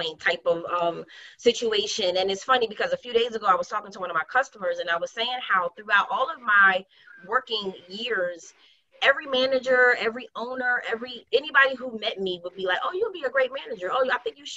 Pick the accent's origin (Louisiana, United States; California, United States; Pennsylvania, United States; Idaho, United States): Pennsylvania, United States; Philadelphia; West Philly born and bred, Southwest I represent as well